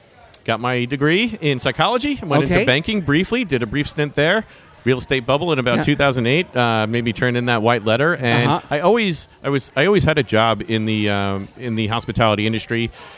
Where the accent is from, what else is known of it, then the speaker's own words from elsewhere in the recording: New York City, New York, United States; I am from New York. I'm born and raised in Queens as well.